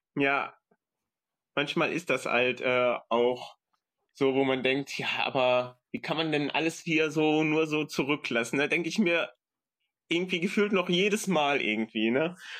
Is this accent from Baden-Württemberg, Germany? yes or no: no; Aachen, North Rhine-Westphalia, Germany; ich komme aus Aachen